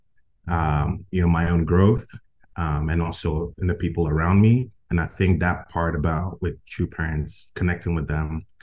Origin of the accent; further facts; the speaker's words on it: Ghana; also born or lived in Las Vegas; now in United States; I am originally from Ghana. My family migrated to the U.S. in 2004.